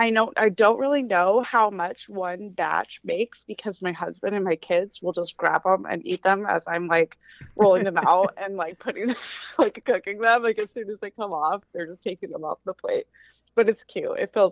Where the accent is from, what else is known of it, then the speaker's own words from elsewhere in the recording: Colorado, United States; moved away as an adult; now in North Carolina, United States; I'm originally from Colorado, and so I've only been here 4 years